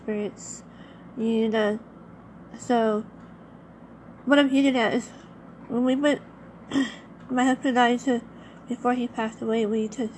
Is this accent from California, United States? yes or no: yes; Los Angeles, California, United States; I happened to not only live by it, but I was also born near it in Long Beach and in Harbor City, California, is actually where I was born.